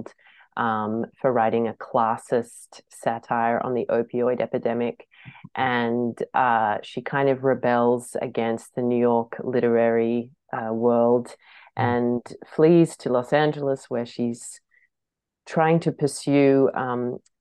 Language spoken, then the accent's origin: English; Australia; being an Australian